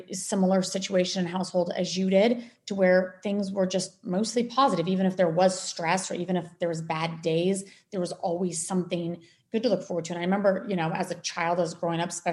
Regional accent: Colorado, United States; moved away; also born or lived in Maui, Hawaii; I grew up in Colorado

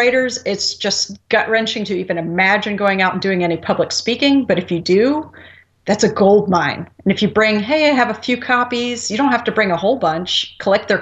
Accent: New Jersey, United States; I'm from New Jersey

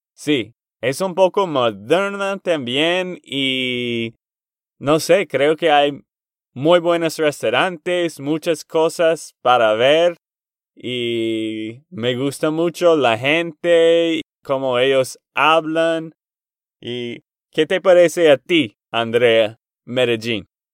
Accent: Texas, United States; de Texas, Estados Unidos

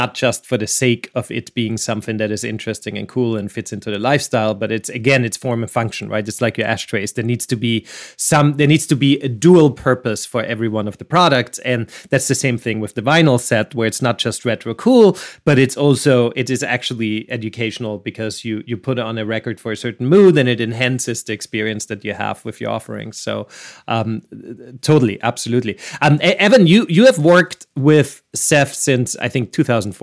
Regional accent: Vienna, Austria; I'm from Vienna

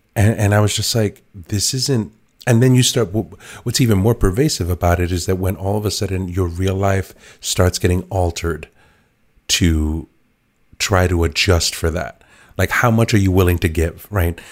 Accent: New York City, New York, United States; I was an inner city kid, like, I was born in the Bronx

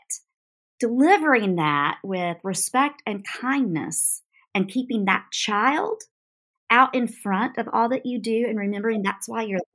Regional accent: North Carolina, United States; now in South Carolina, United States; I'm from North Carolina

